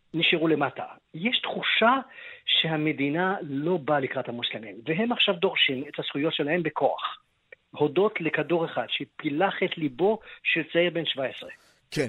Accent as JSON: {"language": "Hebrew", "country": "Israel", "said": "אנחנו ישראלים"}